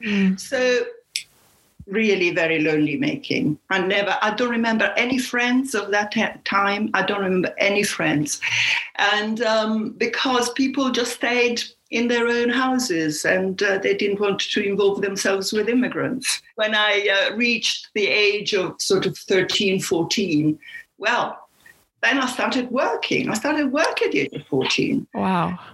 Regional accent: Apulia, Italy; moved away; I am from Puglia

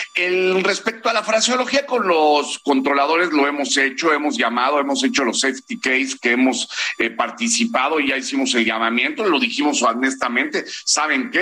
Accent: Mexico; como pilotos mexicanos

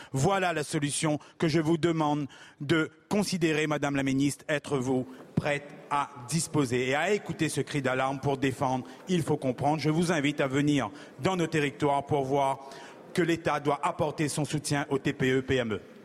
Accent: Réunion; chez moi à La Réunion

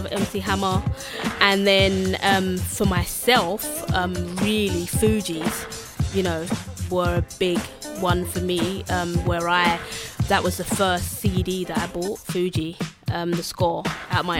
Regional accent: London, United Kingdom; we're from East

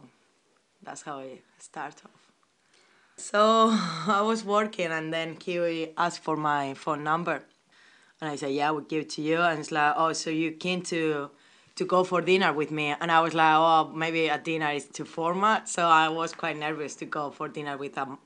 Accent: Spain; English is a second language; now in London, United Kingdom; I'm from Spain.

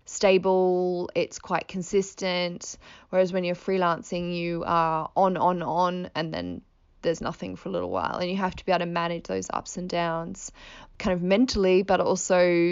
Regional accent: Australia; moved away as an adult; now in London, United Kingdom; when I moved over from Australia, it was not long after recession, it was about 2010.

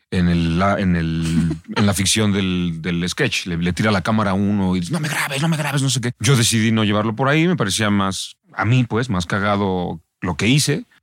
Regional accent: Mexico; Yo, yo creo que nos, nos romantizamos los mexicanos al

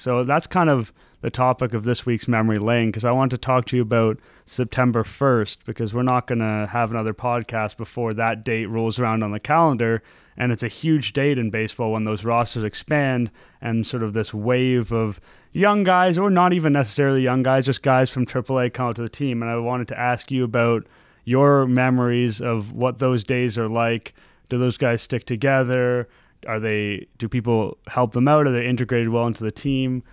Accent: Toronto, Ontario, Canada; also born or lived in Montreal; I grew up in Toronto. I was born and raised here. I lived in Montreal briefly, but I've basically been here my whole life

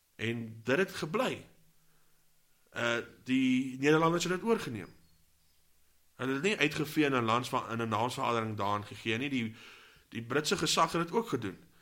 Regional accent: South Africa

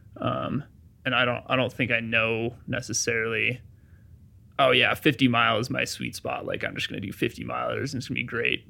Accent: Durango, Colorado, United States; I grew up in Durango, Colorado

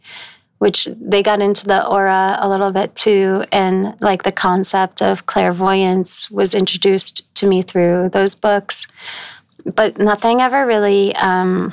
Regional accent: northeastern Connecticut, United States; now in New York, United States; I grew up in northern Connecticut, like northeastern Connecticut

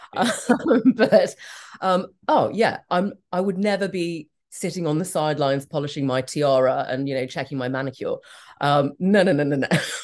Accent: Hong Kong; That's 1, 2, 3, 4 in Cantonese because I come from Hong Kong.

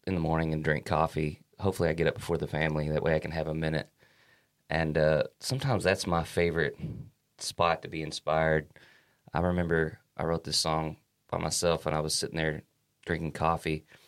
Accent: Kentucky, United States; we're from Kentucky, and our Kentucky roots always make their way through the music

